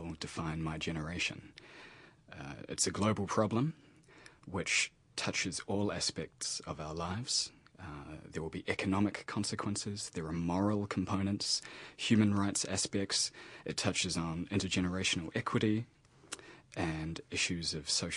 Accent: New Zealand; as a young New Zealander

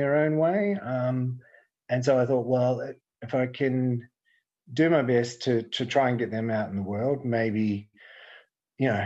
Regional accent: New Zealand; moved away as an adult; I grew up in New Zealand in the 70s and 80s

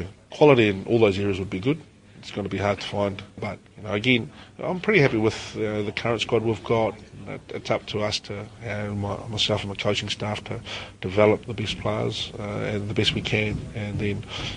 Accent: Wellington, New Zealand; moved away as an adult; now in Auckland, New Zealand; I haven't lived in Wellington for a long time. You know, when I left there, that is my hometown, and that'll always be my hometown

